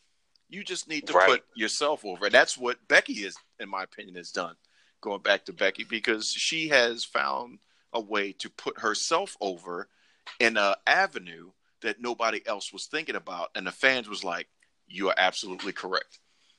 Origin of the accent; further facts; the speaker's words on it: Silsbee, Texas, United States; and I'm about to beat you down because I'm from Silsbee, Texas.